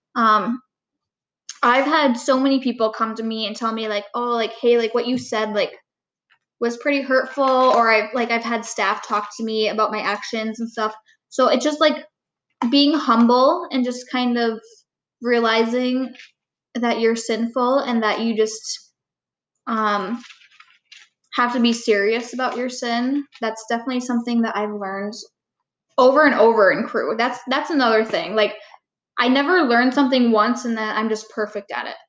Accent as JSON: {"language": "English", "town": "Marquette", "region": "Michigan", "country": "United States", "tie": "born or raised there", "also_born_or_lived": "Calumet, Michigan", "said": "I lived there for about eight years and then moved to Marquette"}